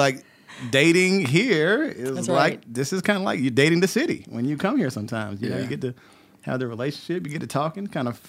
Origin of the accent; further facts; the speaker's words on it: Wilson, North Carolina, United States; now in Atlanta, United States; I am from North Carolina. Eastern North Carolina, to be exact.